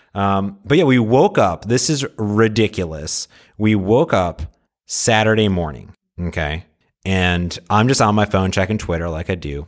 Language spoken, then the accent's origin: English; Seattle, Washington, United States; I'm from Seattle